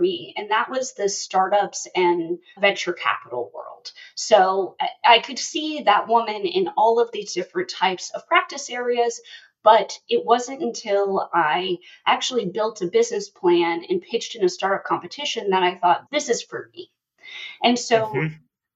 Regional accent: Palmer, Alaska, United States; I actually grew up in a small town in Alaska. So I grew up outside of Palmer.

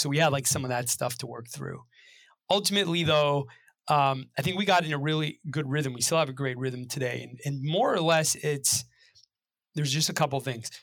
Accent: Belmont, Massachusetts, United States; I grew up right outside of the Boston area in Belmont

